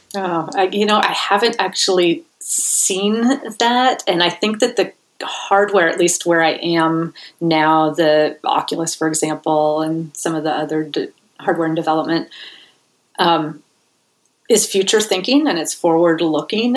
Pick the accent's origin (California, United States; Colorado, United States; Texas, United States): California, United States; Bay Area; I'm from the Bay Area originally